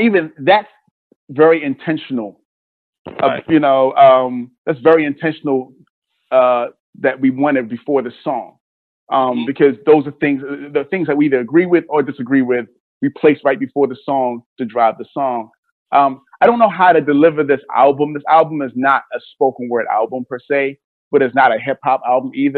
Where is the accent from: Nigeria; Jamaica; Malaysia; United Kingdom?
Nigeria; now in United States; I'm Nigerian